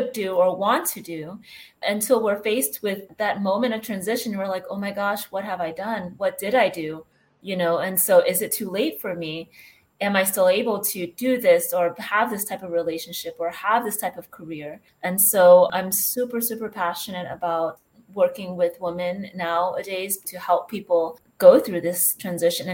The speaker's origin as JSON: {"language": "English", "country": "United States", "moved": "as an adult", "lives_now": "Spain", "said": "I'm actually originally from the States, but I moved here about 9 years ago"}